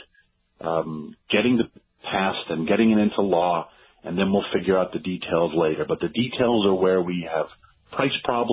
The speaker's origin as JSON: {"language": "English", "region": "New York", "country": "United States", "tie": "born or raised there", "said": "I grew up in New York"}